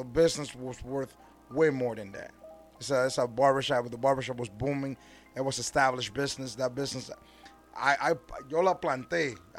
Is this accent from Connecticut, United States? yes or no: yes; Norwalk, Connecticut, United States; I come from Norwalk, Connecticut. Drove all the way over here to spend time with you guys.